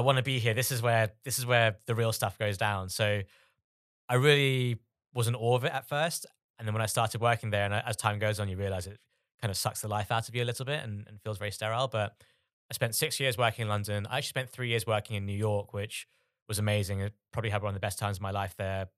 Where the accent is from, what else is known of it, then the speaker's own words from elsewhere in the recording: Bangladesh; moved away; I'm originally from Bangladesh.